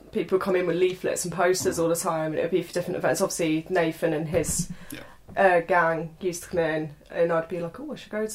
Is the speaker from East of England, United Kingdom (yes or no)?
yes; Bedfordshire, near Milton Keynes, East of England, United Kingdom; moved away as an adult; now in Lincoln, United Kingdom; Bedfordshire. Okay. I'm from a small village near Milton Keynes.